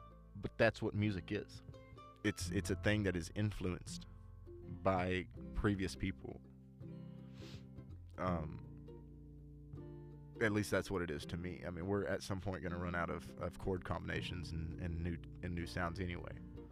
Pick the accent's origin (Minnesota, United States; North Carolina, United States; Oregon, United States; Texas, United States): Texas, United States; Tyler; my hometown, Tyler